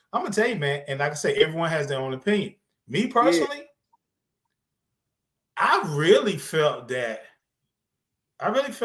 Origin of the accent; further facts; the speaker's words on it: the South, United States; I'm from the South, born and raised in the South